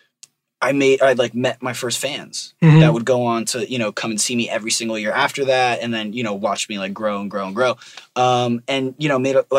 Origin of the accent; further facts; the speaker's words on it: Riverside, California, United States; I grew up in Riverside